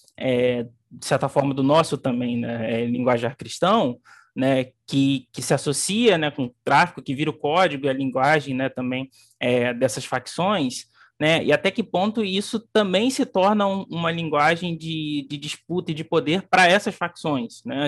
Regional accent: Barra do Piraí, Rio de Janeiro, Brazil; moved away as an adult; now in Rio de Janeiro, Brazil; eu não cresci no Rio de Janeiro, eu cresci no, no interior do estado, em Barra do Piraí. É, cheguei aqui só em, em dois mil e dez

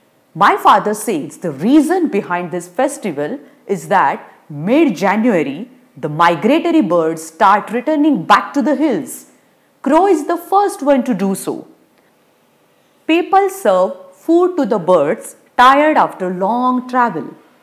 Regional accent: Uttarakhand, India; I am from Kumaon region of Uttarakhand. It has beautiful hill stations like Nainital, Almora, Mukteshwar, etc.

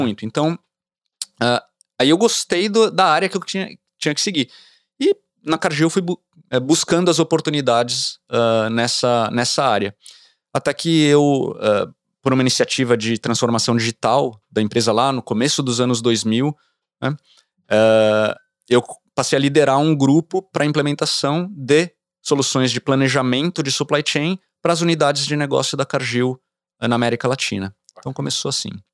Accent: São Paulo, Brazil; moved away as an adult; now in United States; sair dessa realidade de uma cidade grande, né, eu sou de São Paulo, pra uma, uma fazenda

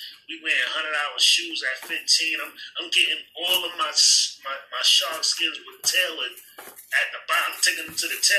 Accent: New York City, New York, United States; I'm from Staten Island

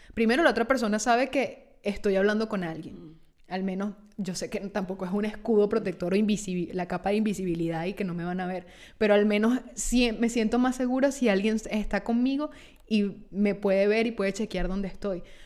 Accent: Petare, Miranda, Venezuela; now in Italy; soy de Petare

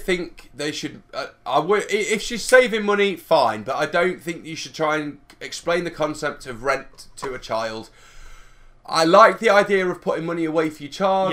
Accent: Derby, East Midlands, United Kingdom; we are from Derby

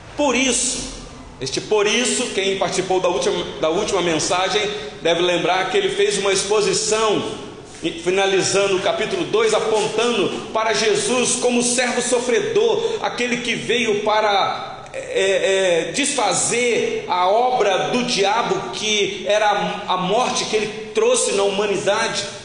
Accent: Rio de Janeiro, Brazil; moved away; Eu sou natural do estado do Rio de Janeiro

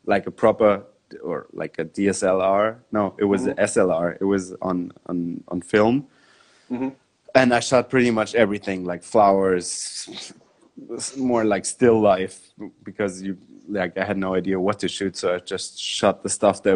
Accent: Munich, Bavaria, Germany; I grew up in Munich, which is close to the mountains

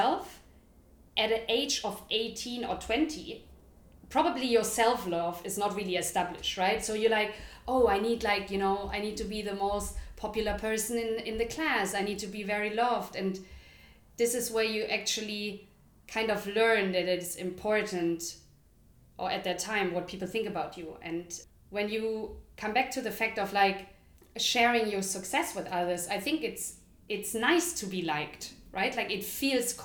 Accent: Germany; moved away as an adult; now in London, United Kingdom; we grew up in Germany, now we live in London for almost 8 years

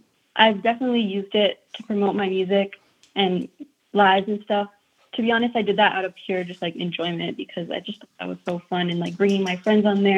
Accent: Taos, New Mexico, United States; growing up in Taos, I really had to go out of my way to find opportunities for myself.

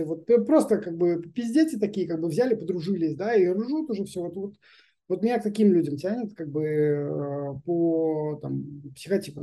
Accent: Belarus; now in Israel; мы из из Беларуси приехали

